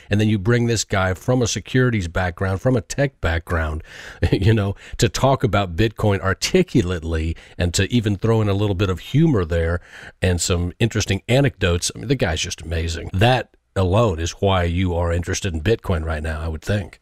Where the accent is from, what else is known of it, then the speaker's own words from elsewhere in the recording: United States; I am an American